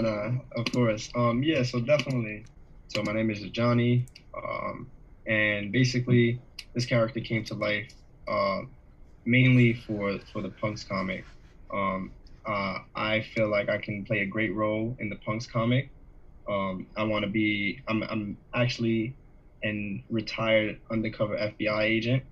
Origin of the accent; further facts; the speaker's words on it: Jamaica; I'm Jamaican